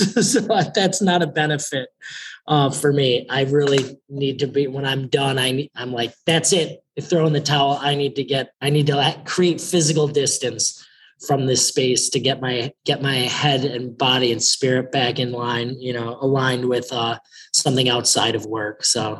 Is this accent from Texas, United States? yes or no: no; Chicago, Illinois, United States; I've lived in many places throughout the country, but I say I grew up in Chicago because that's where I went to junior high and high school.